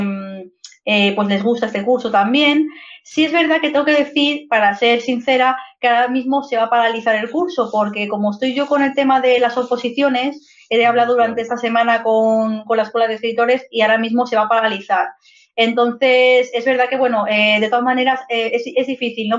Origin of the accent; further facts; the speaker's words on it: Madrid, Community of Madrid, Spain; moved away as an adult; now in Zaragoza, Spain; nací en Madrid y he estado toda la vida viviendo en Madrid, en el barrio de Vallecas pero actualmente hace un par de meses me he venido a vivir aquí a Zaragoza con mi pareja